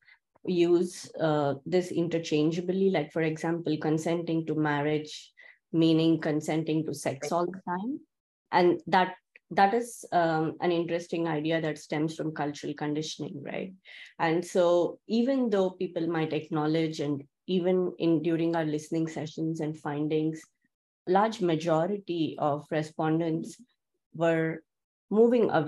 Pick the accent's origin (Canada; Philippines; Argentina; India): India; growing up in India